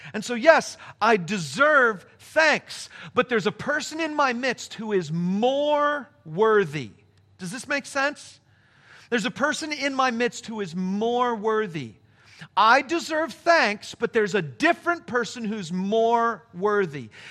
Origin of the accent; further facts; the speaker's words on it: Palm Springs, California, United States; moved away; my hometown